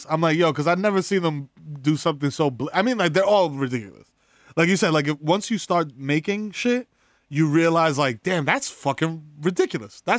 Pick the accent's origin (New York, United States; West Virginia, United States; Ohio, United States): New York, United States; New York City; we grew up in the Bronx.